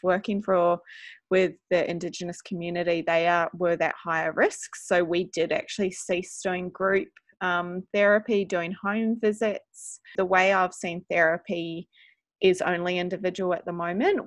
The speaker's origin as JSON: {"language": "English", "country": "New Zealand", "moved": "yes", "lives_now": "New South Wales, Australia", "said": "as you can hear in my voice, I'm from New Zealand originally"}